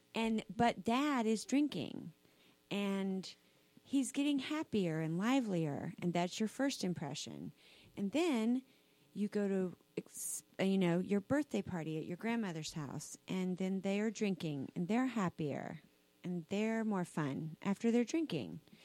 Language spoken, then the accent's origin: English; South Carolina, United States; I grew up in South Carolina, Southern Baptist